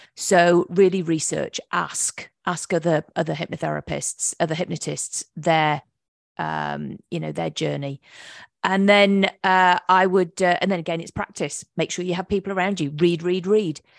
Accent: England, United Kingdom; moved away as an adult; also born or lived in Virginia Beach, Virginia, United States; now in North Carolina, United States; I'm from England

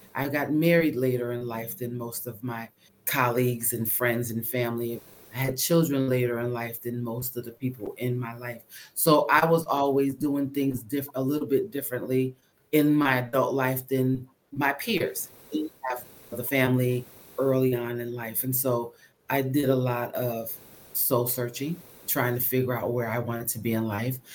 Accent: Connecticut, United States; moved away as an adult; also born or lived in Birmingham, Alabama / Bridgeport, Connecticut; now in New Jersey, United States; I'm from Connecticut

